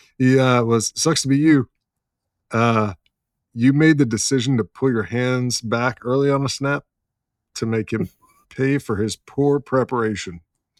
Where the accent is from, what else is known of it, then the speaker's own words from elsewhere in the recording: Liberty Hill, Texas, United States; One of my hometown buddies, inner circle guy from Liberty Hill, Texas, right outside of Austin, the Hill Country.